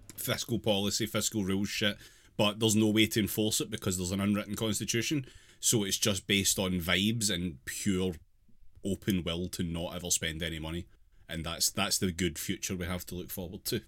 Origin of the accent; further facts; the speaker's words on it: United Kingdom; me being British